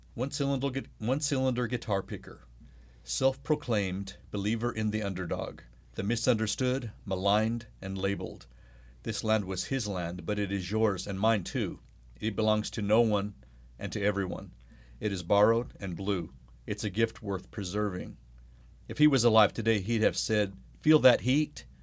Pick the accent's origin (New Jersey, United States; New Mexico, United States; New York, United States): New Mexico, United States; also born or lived in Arkansas; now in Oklahoma, United States; I was born in Arkansas. I lived in Oklahoma for a few months, was raised mostly in New Mexico